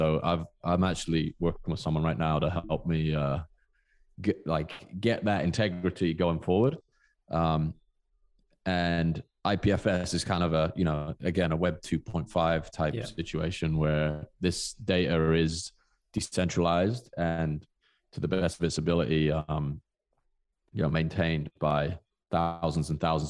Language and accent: English; South West England, United Kingdom; born there; I was born in Southwest England.